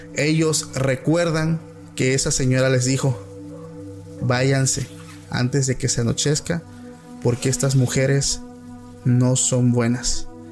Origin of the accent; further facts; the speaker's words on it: Oaxaca, Mexico; soy de Oaxaca